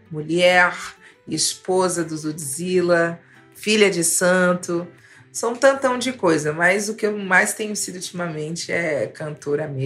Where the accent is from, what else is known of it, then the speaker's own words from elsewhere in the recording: Salvador, Bahia, Brazil; eu sou de Salvador, que é uma cidade extremamente musical.